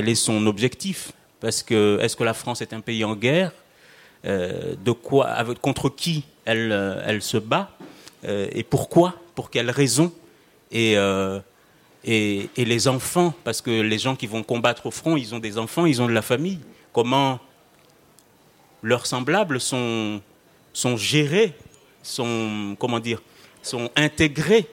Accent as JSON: {"language": "French", "country": "Mayotte"}